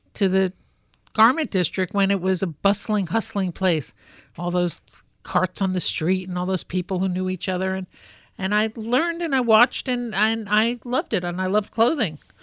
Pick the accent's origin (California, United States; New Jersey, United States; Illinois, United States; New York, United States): New York, United States; New York City; I grew up in Brooklyn.